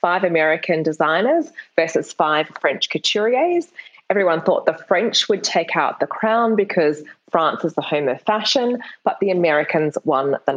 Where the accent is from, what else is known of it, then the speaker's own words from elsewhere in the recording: Perth, Western Australia, Australia; I'm from Perth in Australia. It's a really small capital city. And when I graduated from high school, there were no universities offering creative writing degrees